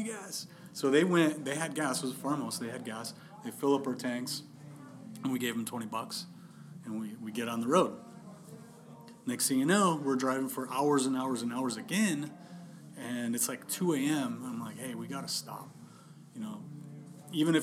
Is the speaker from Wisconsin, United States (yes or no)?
yes; Wisconsin, United States; I'm from Wisconsin